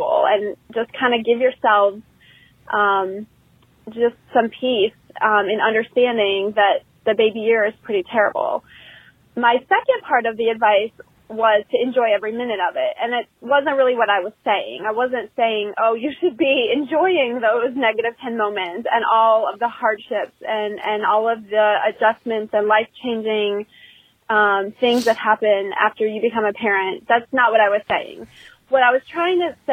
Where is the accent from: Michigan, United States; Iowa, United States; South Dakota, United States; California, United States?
Michigan, United States; Kalamazoo; also born or lived in Raleigh-Durham, North Carolina; now in North Carolina, United States; from North Carolina, originally from Kalamazoo, home of Gibson Guitars